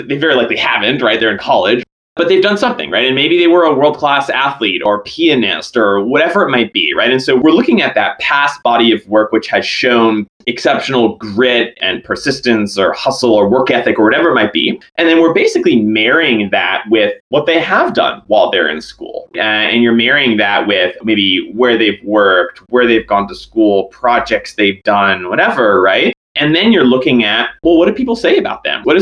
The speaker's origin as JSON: {"language": "English", "region": "northwestern New Jersey", "country": "United States", "tie": "born or raised there", "also_born_or_lived": "Boston", "moved": "as an adult", "said": "I grew up in New Jersey, basically kind of the northwesternmost part of New Jersey"}